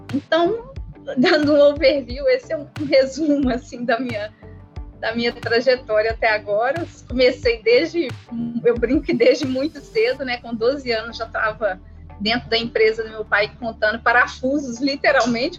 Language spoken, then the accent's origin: Portuguese; Belo Horizonte, Minas Gerais, Brazil; para Belo Horizonte, de onde, inclusive, eu nasci